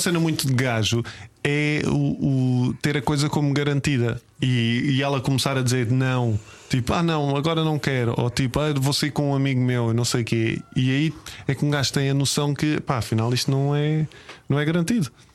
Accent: Lisbon, Portugal; Eu sou dos Olivais, né? Sou malta dos Olivais

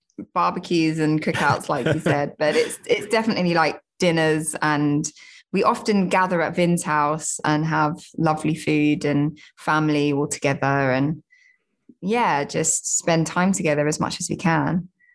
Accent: Southend-on-Sea, East of England, United Kingdom; now in London, United Kingdom; I'm not like native to London. I grew up just outside in Southend-on-Sea in Essex, but I have lived in London for many years. Like a lot of my family are from London.

